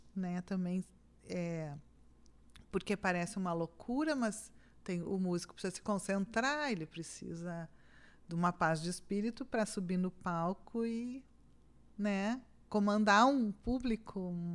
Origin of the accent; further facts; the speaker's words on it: Osório, Rio Grande do Sul, Brazil; Eu nasci em Osório.